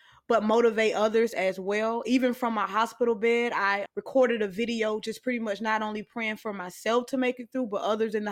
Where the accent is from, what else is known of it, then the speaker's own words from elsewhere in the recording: Albany, Georgia, United States; my hometown, Albany, Georgia